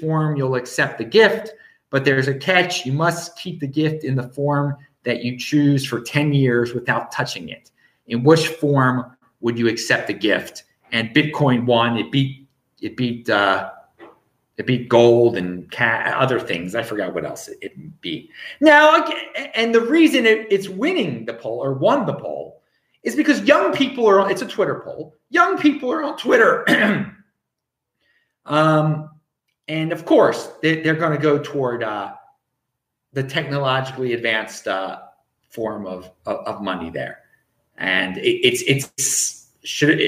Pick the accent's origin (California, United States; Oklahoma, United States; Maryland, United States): Maryland, United States; Baltimore; moved away; I am from Baltimore, Maryland, originally